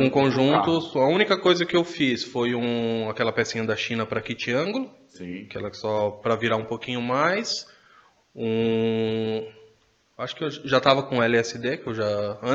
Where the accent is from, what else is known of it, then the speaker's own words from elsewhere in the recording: São Paulo, Brazil; now in Minas Gerais, Brazil; E sou de Minas, sou natural de São Paulo, tô morando em Minas, que é por conta de trabalho, já faz desde 2007 para lá.